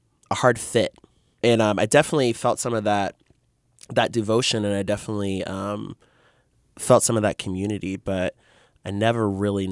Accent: Kansas City, Kansas, United States; I grew up actually in Wyandotte County, and went to all the Wyandotte County like Catholic schools growing up

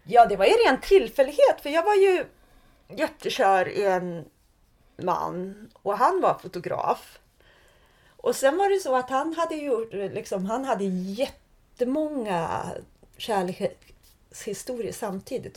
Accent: Sweden; moved away as an adult; also born or lived in Prague; jag valde bort mitt hemland

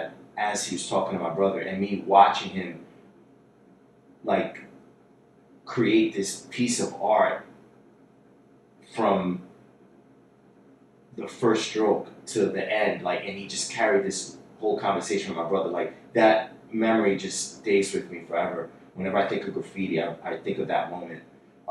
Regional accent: New York City, New York, United States; I was born and raised in Jackson Heights, Queens, New York City

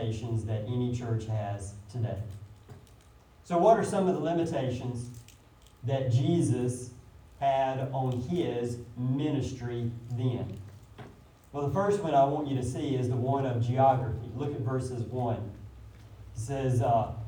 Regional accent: Nettleton, Mississippi, United States; I'm from Nettleton. My hometown is Nettleton. It's in South Lee County, right on the Lee County, Monroe County line

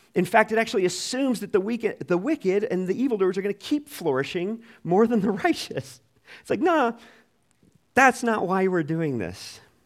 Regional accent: United States; as American twenty-first century Christians

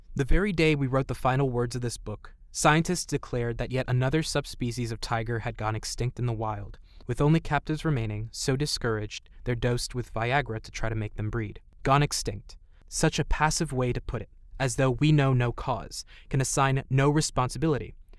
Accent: New York City, New York, United States; I'm from New York City

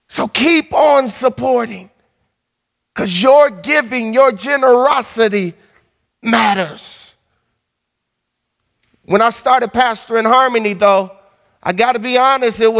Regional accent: Chicago, Illinois, United States; also born or lived in River Forest, Illinois; I'm from Lawndale

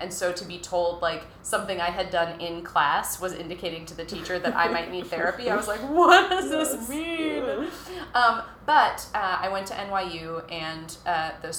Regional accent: Minnesota, United States; I'm from Minnesota

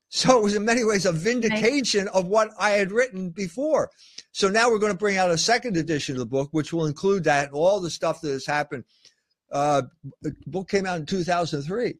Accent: United States; I'm half Irish and half German. So what does that mean? I'm an American.

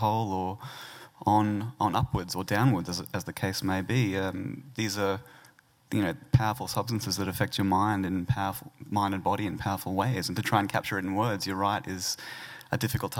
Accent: Bundaberg, Queensland, Australia; also born or lived in Brisbane; I grew up in Bundaberg

